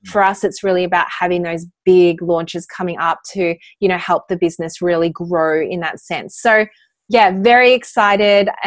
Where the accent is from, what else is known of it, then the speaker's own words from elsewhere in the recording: Australia; now in California, United States; I'm actually an Aussie.